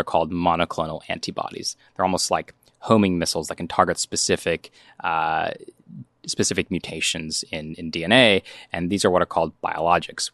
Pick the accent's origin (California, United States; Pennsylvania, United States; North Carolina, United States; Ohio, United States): North Carolina, United States; growing up in North Carolina